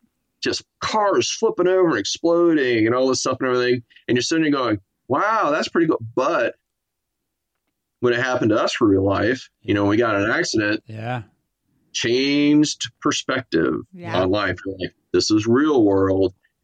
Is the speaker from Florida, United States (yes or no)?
yes; Miami, Florida, United States; born there; I was born in Miami, Florida.